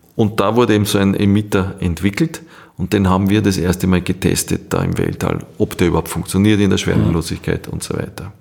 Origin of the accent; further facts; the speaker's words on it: Austria; wir haben als Österreicher